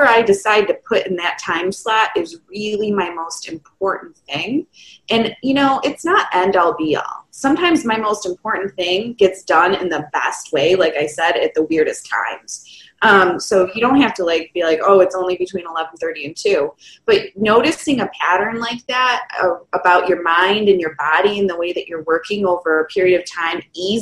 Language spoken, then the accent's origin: English; Michigan, United States; I'm from Michigan, and so there's a part of the year that is extremely inside